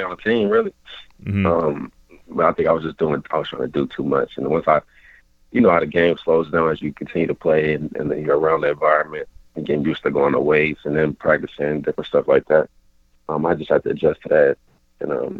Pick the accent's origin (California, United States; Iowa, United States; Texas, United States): California, United States; Oakland; I grew up in Oakland